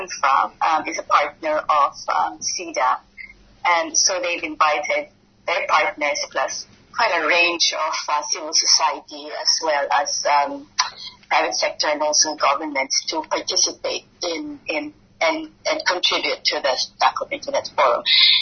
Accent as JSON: {"language": "English", "country": "Philippines", "said": "I come from the Philippines"}